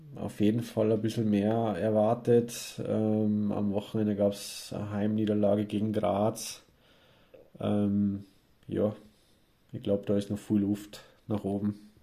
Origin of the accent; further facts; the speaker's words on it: Landshut, Bavaria, Germany; now in Austria; als gebürtiger Niederbayer, ich stamme ja eigentlich aus Landshut